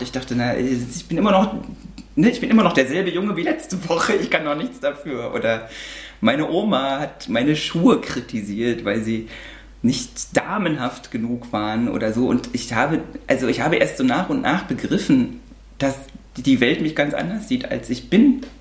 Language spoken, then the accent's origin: German; East Germany, Germany; mein erster Gedanke als damals noch achtjähriges Kind war, oh Gott, jetzt kommen die ganzen Kriminellen und Drogensüchtigen aus dem Westen zu uns.